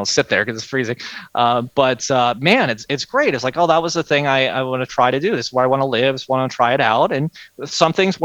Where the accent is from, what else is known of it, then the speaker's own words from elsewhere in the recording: Pittsburgh, Pennsylvania, United States; moved away as an adult; also born or lived in Annapolis, Maryland / Washington, District of Columbia, United States; now in Myrtle Beach, United States; I'm from Pittsburgh originally.